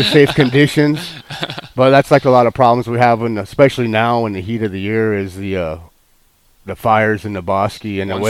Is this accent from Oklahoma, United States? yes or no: yes; Oklahoma, United States; also born or lived in Texas; I grew up in Oklahoma. I was born in Texas, and we had a ranch in Oklahoma and some property in Texas.